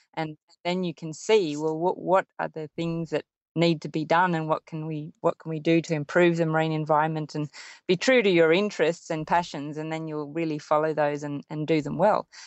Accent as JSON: {"language": "English", "town": "Sydney", "region": "New South Wales", "country": "Australia", "tie": "born or raised there", "said": "growing up in Sydney and living by the sea"}